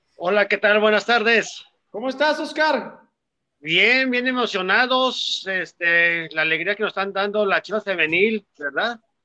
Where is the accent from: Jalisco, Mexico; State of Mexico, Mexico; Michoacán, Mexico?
Jalisco, Mexico; Tlajomulco de Zúñiga; De la bella Urosa de Tlajomulco, de Zúñiga